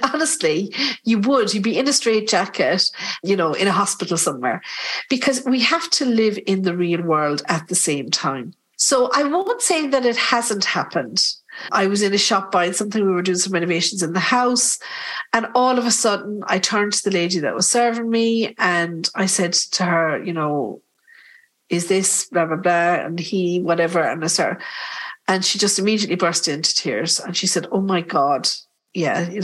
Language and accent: English; Ireland; We're typical Irish